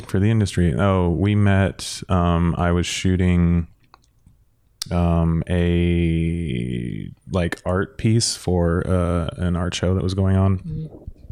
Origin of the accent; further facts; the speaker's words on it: San Diego, California, United States; now in Los Angeles, United States; I am from San Diego. Uh, I was born and raised down there and then moved up to L A when I was thirty-one